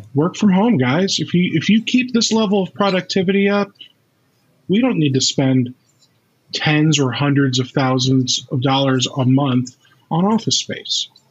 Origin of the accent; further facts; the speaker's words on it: United States; as an American